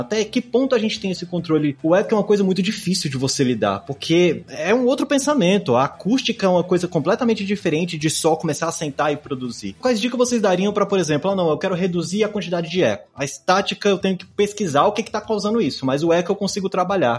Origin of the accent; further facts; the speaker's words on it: Brazil; somos brasileiros